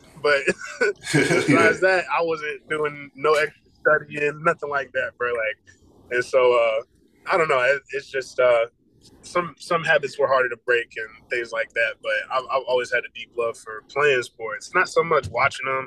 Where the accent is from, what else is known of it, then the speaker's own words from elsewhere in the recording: Marietta, Georgia, United States; moved away as an adult; also born or lived in Virginia Beach, Virginia; now in Tennessee, United States; I'm from Marietta, Georgia. I'm actually from Virginia Beach, Virginia, but I only lived out there until I was like 5. And then I moved out here, and I've been out here in Marietta, Georgia, since I was like 6.